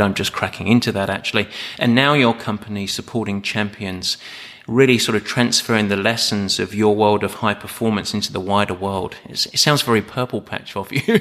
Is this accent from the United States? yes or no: no; Southend-on-Sea, East of England, United Kingdom; moved away; I was born in South End in Essex.